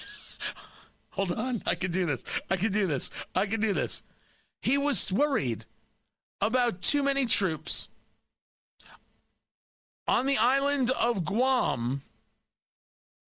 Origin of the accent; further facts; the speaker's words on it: East Coast, United States; moved away; growing up on the East Coast.